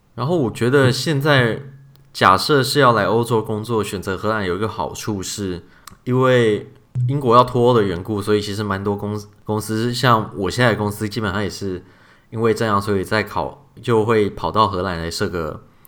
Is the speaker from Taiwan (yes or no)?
yes; Taiwan; moved away as an adult; 由我们两个，应该说是旅外的台老吧